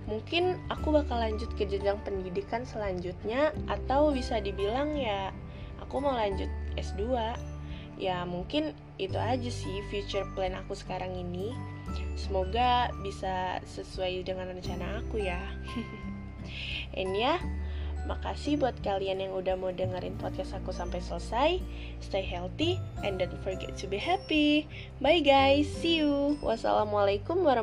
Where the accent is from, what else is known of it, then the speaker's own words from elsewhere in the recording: Bandar Lampung, Lampung, Indonesia; Eh ya, kenalin … asal aku dari Bandar Lampung.